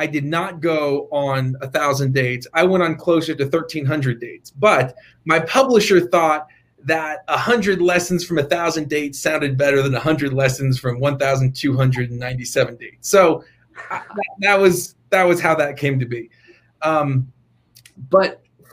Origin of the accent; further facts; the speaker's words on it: Morristown, New Jersey, United States; moved away; also born or lived in Utah; born and raised in Jersey